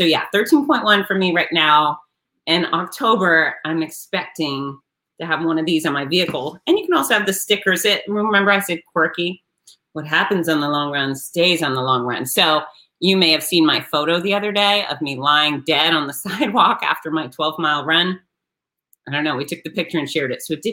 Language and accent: English; Gainesville, Florida, United States; my hometown of Gainesville, Florida